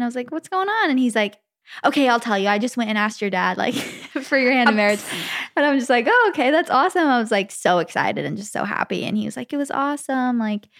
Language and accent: English; Arizona, United States; because it was in my hometown in Arizona.